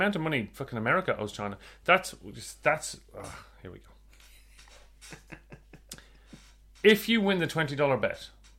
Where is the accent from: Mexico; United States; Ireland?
Ireland; now in Australia; I'm Irish, right? I grew up in Ireland, born and raised